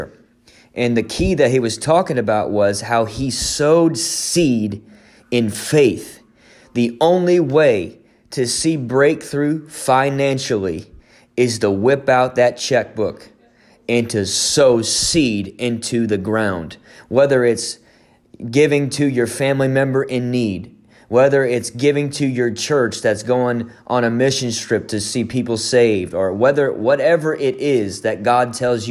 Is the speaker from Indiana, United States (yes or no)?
yes; Indiana, United States; I'm from Indiana